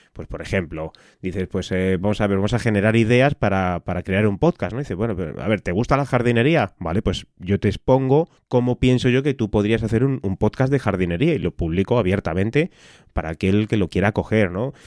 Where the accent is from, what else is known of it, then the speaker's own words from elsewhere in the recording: Madrid, Community of Madrid, Spain; soy de, de Madrid, del barrio de San Blas